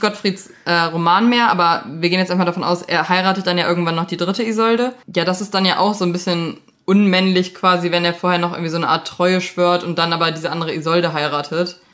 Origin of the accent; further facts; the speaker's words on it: Leichlingen, North Rhine-Westphalia, Germany; meine Heimatstadt ist Leichling